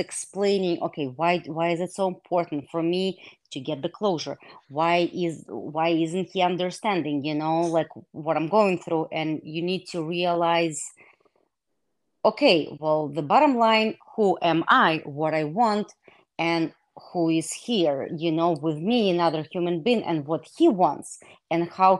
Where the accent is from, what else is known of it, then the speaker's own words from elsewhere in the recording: Israel; English is a second language; moved away as an adult; also born or lived in Soviet Union / Russia / Wisconsin; now in United States; I was born in Soviet Union. After I graduated eighth grade, my family immigrated to Israel, and that's where I grew up.